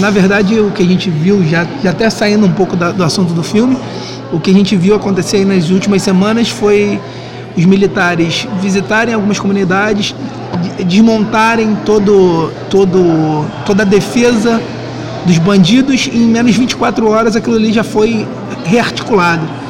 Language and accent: Portuguese; Rio de Janeiro, Brazil; eu sou da Tijuca, sou morador da Tijuca